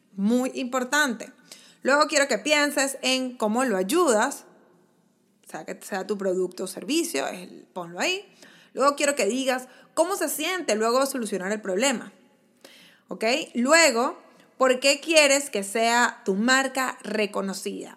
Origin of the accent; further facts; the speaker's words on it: Venezuela; como en venezolano decimos chuleta